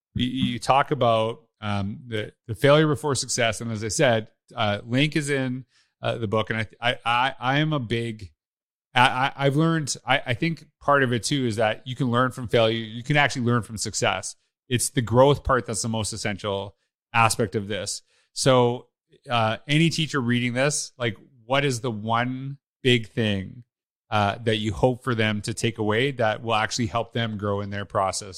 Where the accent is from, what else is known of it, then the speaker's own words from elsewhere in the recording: Canada; I'm Canadian, that I would know that right away.